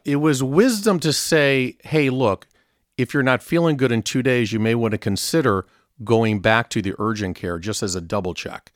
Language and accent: English; Southern California, United States; I grew up in Southern California